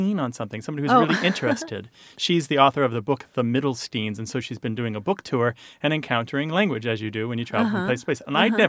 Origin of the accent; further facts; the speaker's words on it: Midwest, United States; I grew up with this in the Midwest.